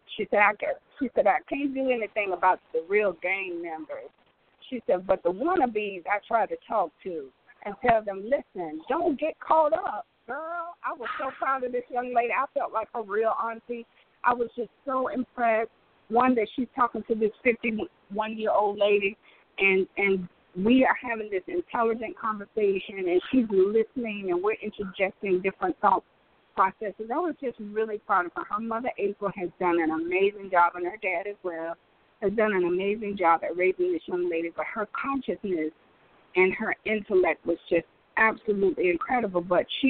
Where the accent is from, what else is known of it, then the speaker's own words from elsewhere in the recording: Detroit, Michigan, United States; where are you from? I'm from Detroit.